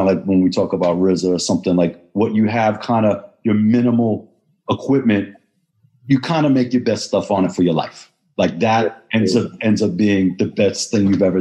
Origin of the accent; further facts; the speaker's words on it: Boston, Massachusetts, United States; moved away; also born or lived in New York; I was coming from Boston. I wasn't originally from New York